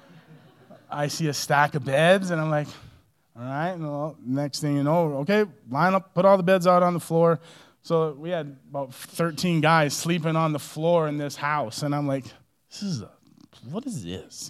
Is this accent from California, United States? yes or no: no; Minnesota, United States; moved away; also born or lived in Colorado Springs; growing up in Minnesota, uh, I grew up in a small Catholic family